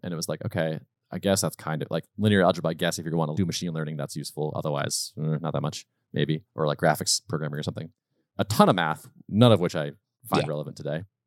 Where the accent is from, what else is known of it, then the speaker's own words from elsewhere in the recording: Western Massachusetts, United States; also born or lived in Colorado / North Carolina; I was born in Western Mass, lived there for a while, and moved to Colorado and North Carolina for sort of three or four year stints as I was when I was much younger, but mostly Massachusetts